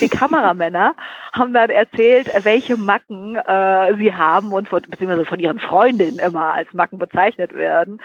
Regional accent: Frankfurt, Hesse, Germany; ich bin ja auch Frankfurter Mädchen

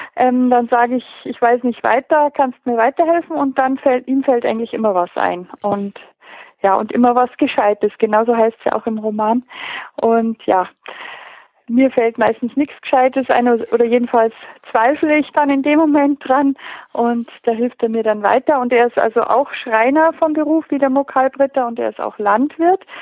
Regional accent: Pöcking, Bavaria, Germany; ich bin hier geboren in Pöcking und aufgewachsen

